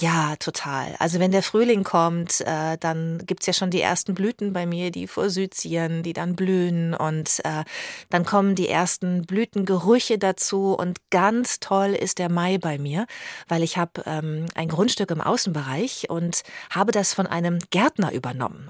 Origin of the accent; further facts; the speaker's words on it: Bad Lippspringe, North Rhine-Westphalia, Germany; also born or lived in Paderborn; der kleine Luftkurort am Teutoburger Wald Bad Lippspringe, in dem ich aufgewachsen bin